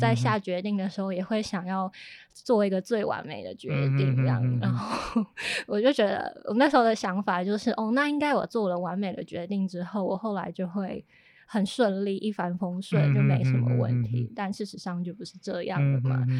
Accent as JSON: {"language": "Chinese", "town": "Hualien", "region": "Hualien County", "country": "Taiwan", "tie": "born or raised there", "also_born_or_lived": "Taipei", "said": "花莲，就是我的家乡了。"}